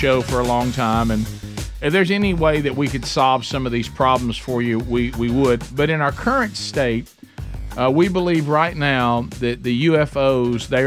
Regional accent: United States; as an American

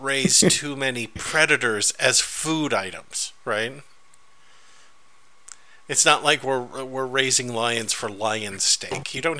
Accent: Philippines; That's right, and also because I'm Filipino and those fucking Japanese haven't paid for what they did to them.

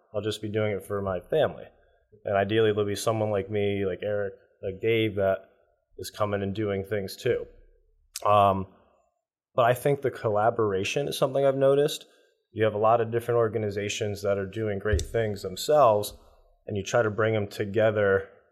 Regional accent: Connecticut, United States; moved away as an adult; also born or lived in Dallas, Texas / California; growing up in Connecticut. You have uh, it was it's a nice place to be a child

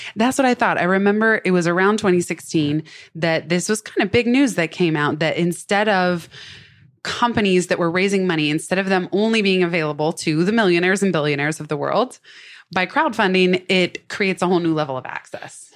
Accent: Silicon Valley, San Francisco, and Palo Alto, California, United States; I'm actually from Silicon Valley, San Francisco, and Palo Alto.

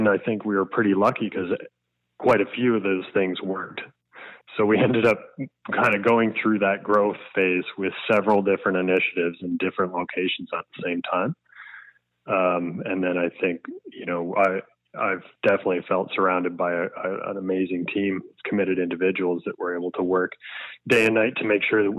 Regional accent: New Brunswick, Canada; I grew up in New Brunswick

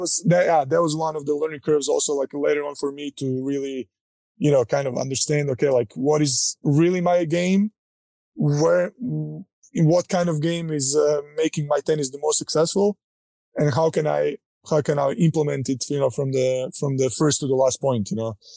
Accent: Croatia; moved away as an adult; now in United States; growing up in Croatia, uh, you know, not coming from a wealthy family

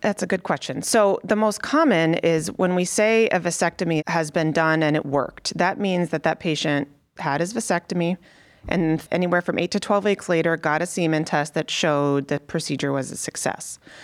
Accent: Connecticut, United States; moved away as an adult; also born or lived in Chicago; now in Cleveland, United States; I grew up in Connecticut

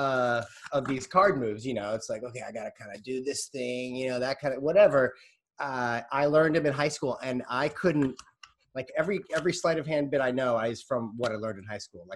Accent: St. Louis, Missouri, United States; growing up in St. Louis, there's kind of like a full-on magic community

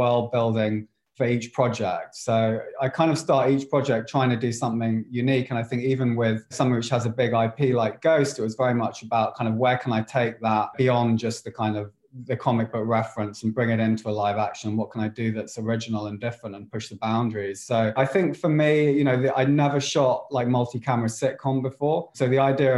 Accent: England, United Kingdom; I'm English. I wasn't really exposed to all the American shows

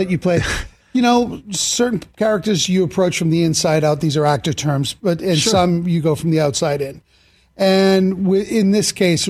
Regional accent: Boston, Massachusetts, United States; I grew up in Boston

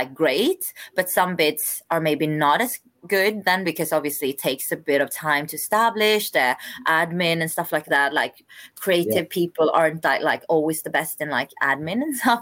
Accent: Sweden; also born or lived in South Korea / London, United Kingdom; I'm adopted from South Korea. So I came to Sweden when I was like 5.5 months. So unfortunately I don't speak any Korean, but yeah, I'm definitely Swedish

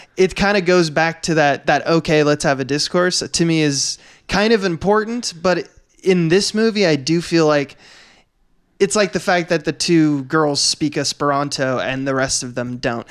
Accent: Northern California, United States; moved away; I come from Northern California

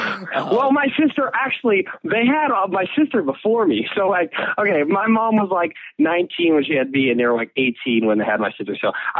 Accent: Chicago, Illinois, United States; also born or lived in Milwaukee; Actually, I was born in Chicago and then my parents had me when we were like, they were like my age, like now, like 18.

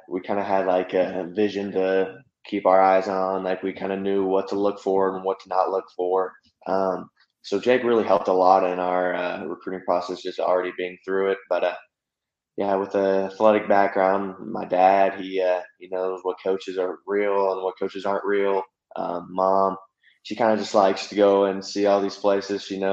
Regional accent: Norman, Oklahoma, United States; growing up in Norman, Oklahoma

